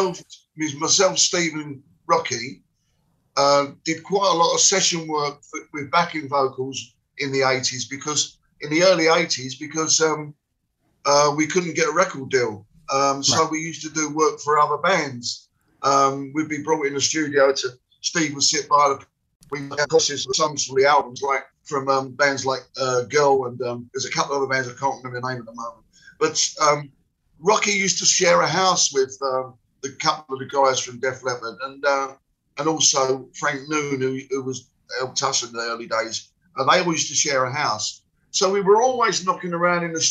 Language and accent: English; London, United Kingdom; I come from West Ham